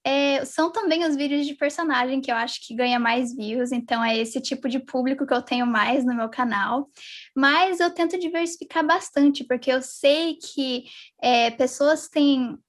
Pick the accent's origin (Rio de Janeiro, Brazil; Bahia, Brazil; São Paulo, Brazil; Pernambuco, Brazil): São Paulo, Brazil; São José dos Campos; now in United States; eu sou da cidade de São José dos Campos, mas atualmente eu estou morando nos Estados Unidos